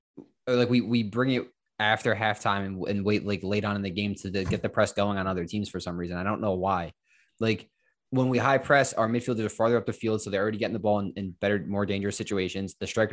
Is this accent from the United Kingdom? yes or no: no; Ireland; I'm Irish.